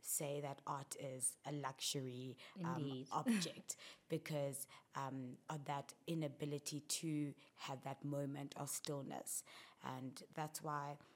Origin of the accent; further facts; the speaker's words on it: South Africa; growing up in South Africa